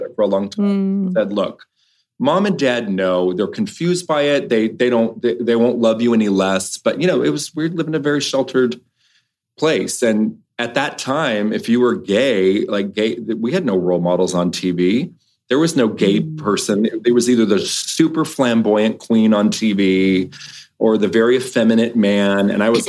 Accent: Los Angeles, California, United States; I grew up in Los Angeles, but never the big city. I grew up in like Westchester by the airport

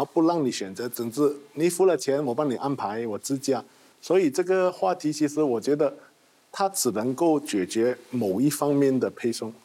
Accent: Malaysia; 我们马来西亚这边

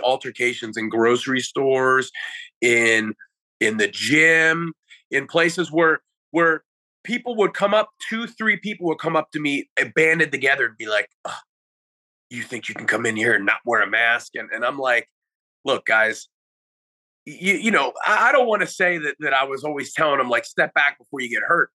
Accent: United States; as an American

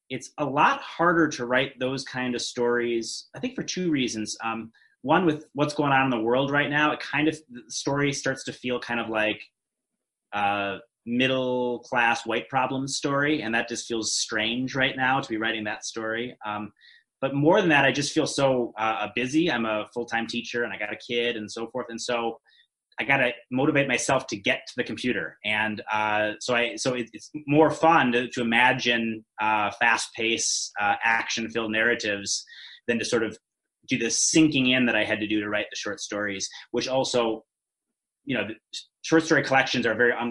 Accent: England, United Kingdom; we're English people, so we don't really know

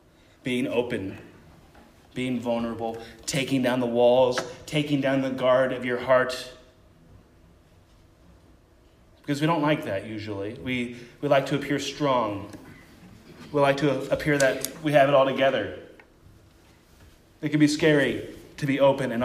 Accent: Columbus, Ohio, United States; moved away as an adult; also born or lived in Chicago / Minnesota; now in Cissna Park, United States; my hometown, Columbus, Ohio

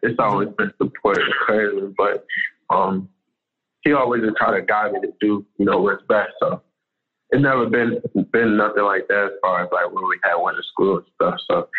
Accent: Maryland, United States; we grew up in Maryland, so in the wintertime, we got cold winters.

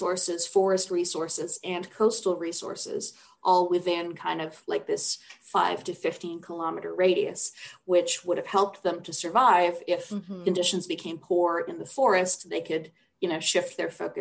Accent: Canada; as a Canadian girl.

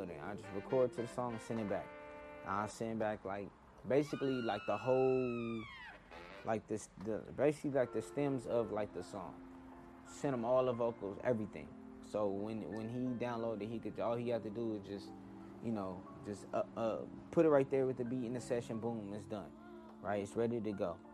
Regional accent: Inglewood, California, United States; I was born in Inglewood, born and raised in Inglewood

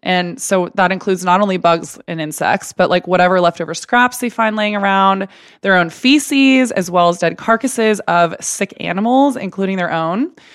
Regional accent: Texas, United States; I grew up in Texas and we had steak Sunday every Sunday, as Texans

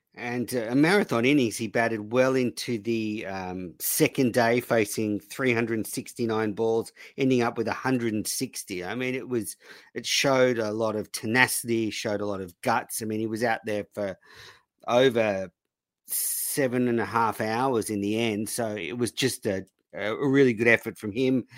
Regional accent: Australia; obviously being Australian

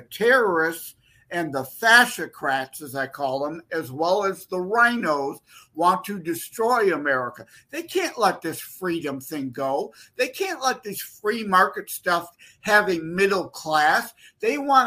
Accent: Detroit, Michigan, United States; I'm from the Detroit, Michigan area.

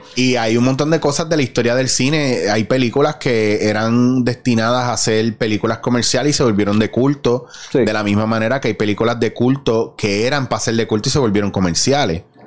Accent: Puerto Rico; esta amalgama de identidades que tenemos

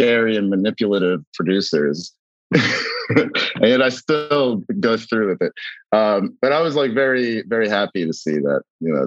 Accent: New York City, New York, United States; accent: American; I grew up near Costars Bialy's on Grand Street

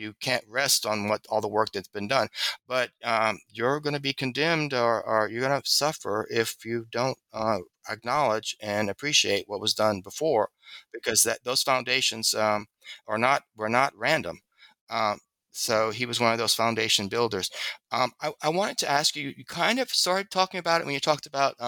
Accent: the South, United States; because I'm a Southerner, also maybe I have a prejudice for that accessibility.

